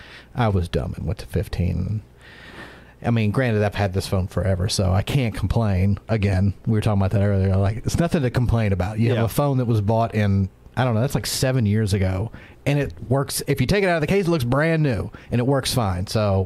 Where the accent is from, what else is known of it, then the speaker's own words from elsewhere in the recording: Mississippi, United States; dude, I'm from Mississippi. You don't get any more southern than here.